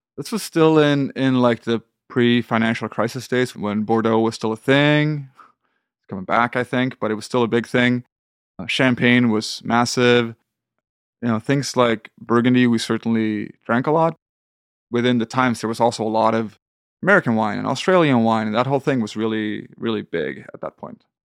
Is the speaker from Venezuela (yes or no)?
no; south of Sweden, Sweden; moved away as an adult; also born or lived in Copenhagen, Denmark; now in Manhattan, United States; got a good apartment in my hometown in the south of Sweden